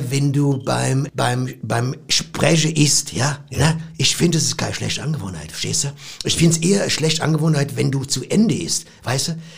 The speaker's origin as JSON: {"language": "German", "town": "Cologne", "region": "North Rhine-Westphalia", "country": "Germany", "said": "Also, ich komme ja aus Köln. Und in Köln trinkst du natürlich Kölsch."}